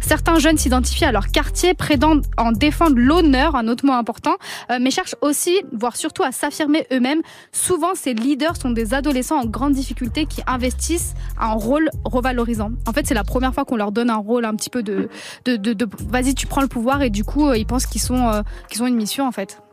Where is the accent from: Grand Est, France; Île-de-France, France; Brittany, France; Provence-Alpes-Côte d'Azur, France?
Île-de-France, France; Villiers-sur-Marne; de base, je suis de, enfin, je suis de Villiers-sur-Marne